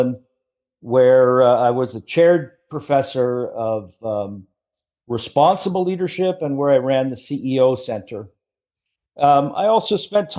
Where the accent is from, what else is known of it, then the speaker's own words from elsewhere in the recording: Ottawa, Ontario, Canada; accent: Canadian; moved away as an adult; also born or lived in United States / France; In Ottawa, where my father worked as a very senior official in the Canadian government